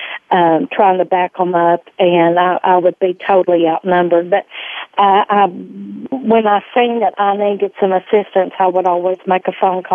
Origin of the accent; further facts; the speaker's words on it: Arkansas, United States; accent: twang; I've been born and raised here in Arkansas.